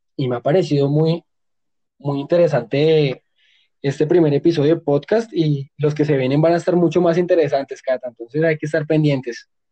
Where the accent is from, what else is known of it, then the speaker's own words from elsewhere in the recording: Colombia; nosotros como colombianos